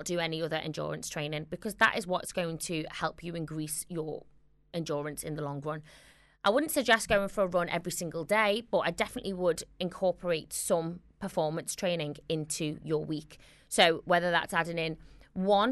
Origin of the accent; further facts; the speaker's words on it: Liverpool, North West England, United Kingdom; accent: Scouse; my Scouse accent